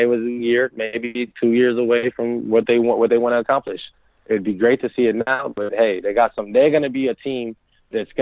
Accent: Minnesota, United States; I come from Minnesota

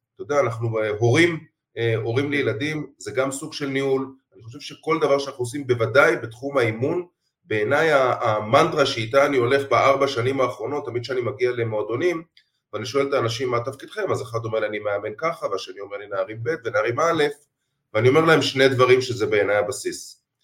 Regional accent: Jerusalem, Jerusalem District, Israel; אני ירושלמי במקור

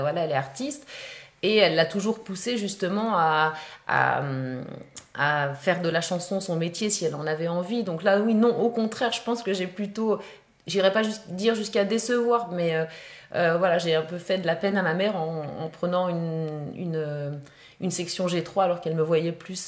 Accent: Haute-Savoie, Auvergne-Rhône-Alpes, France; je viens de Haute-Savoie

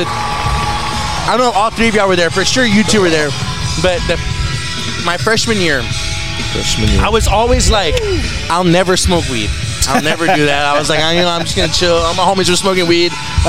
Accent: Ohio, United States; I'm from Blumpkin, Ohio.

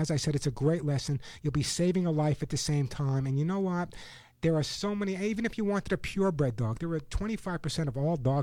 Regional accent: New York, United States; growing up in New York

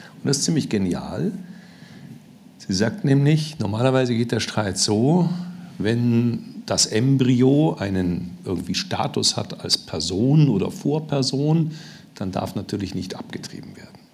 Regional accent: Germany; als Deutscher

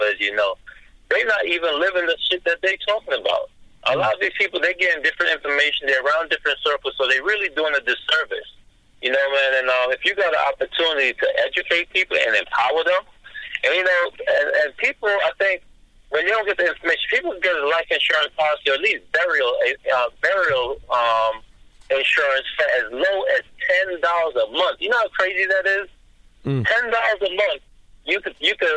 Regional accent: New York, United States; moved away; I'm from New York

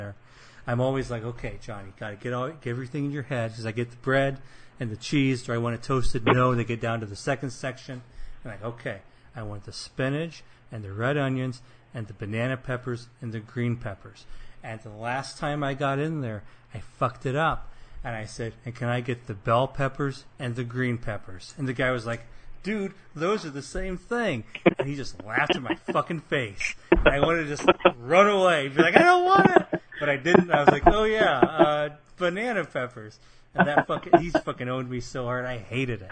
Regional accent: Midwest, United States; accent: Midwestern; my terrible Midwestern accent

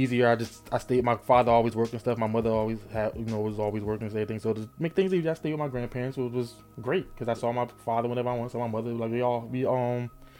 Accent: Newark, New Jersey, United States; moved away as an adult; also born or lived in Irvington, New Jersey / East Orange, New Jersey; born and raised in Jersey.

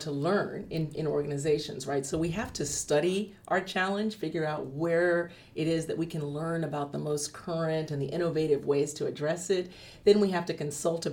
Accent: California, United States; now in Atlanta, United States; I grew up in California

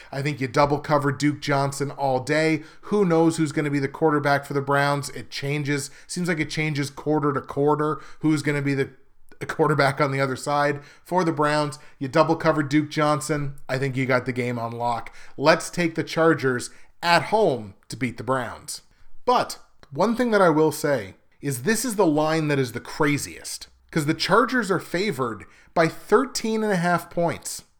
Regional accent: Canada; I'm Canadian

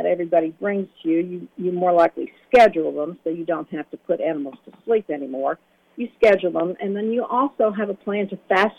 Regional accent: New Jersey, United States; moved away; Because I was from New Jersey, and we already had our spay-neuter programs going up there

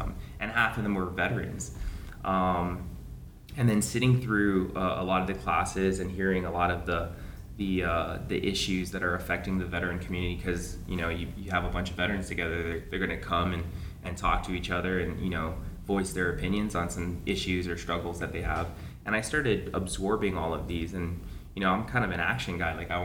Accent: Guam; growing up here, running around the jungles, the beautiful beaches that we have

